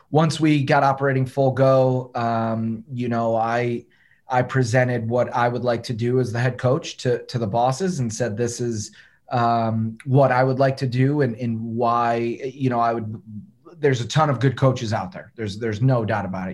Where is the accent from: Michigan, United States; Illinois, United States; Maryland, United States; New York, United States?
Michigan, United States; Detroit; now in Memphis, United States; I'm from Detroit.